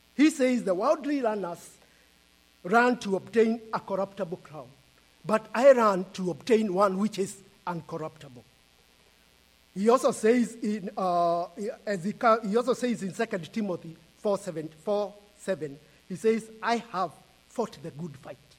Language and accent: English; Kenya; I am from Kenya, and we live in Kenya and we are visiting US